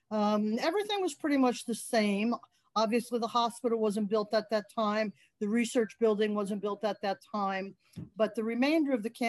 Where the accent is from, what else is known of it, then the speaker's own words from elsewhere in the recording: New Jersey, United States; moved away as an adult; also born or lived in Mississippi / Kansas City, Missouri; now in Fort Lauderdale, United States; of an immigrant family from Italy, and my dad met my mom when he was in the service. So we lived in New Jersey, which is where my mother's family settled.